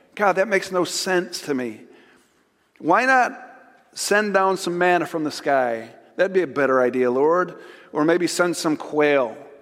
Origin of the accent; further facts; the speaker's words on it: Chautauqua, New York, United States; where I graduated from high school, Chautauqua Institution. And so it made big news in my hometown